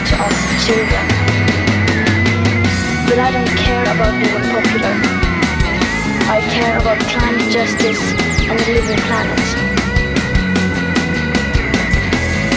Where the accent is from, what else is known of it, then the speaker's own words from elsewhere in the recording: Sweden; I'm 50 years old and I'm from Sweden